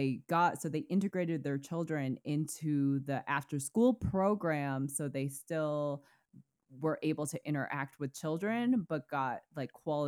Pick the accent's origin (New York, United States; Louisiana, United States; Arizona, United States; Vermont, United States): Vermont, United States; growing up in Vermont who was homeschooled.